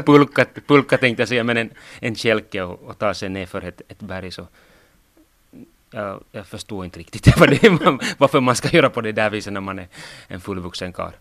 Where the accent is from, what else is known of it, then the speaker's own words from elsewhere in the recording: Sotkamo, Kainuu, Finland; jag får ju stryk hemma i Sotkamo Vuokatti